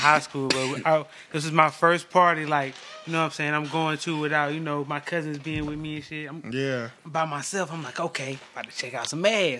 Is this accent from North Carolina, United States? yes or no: yes; Laurinburg, North Carolina, United States; I'm from Laurinburg.